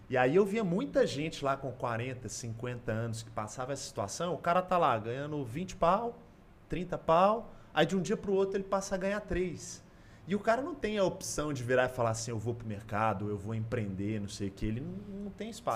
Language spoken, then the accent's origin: Portuguese; Belo Horizonte, Minas Gerais, Brazil; moved away as an adult; now in São Paulo, Brazil; Eu sou daqui de BH